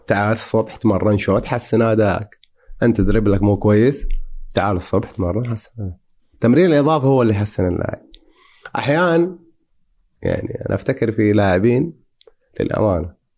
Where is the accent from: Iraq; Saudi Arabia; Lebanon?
Saudi Arabia; عندنا في السعوديه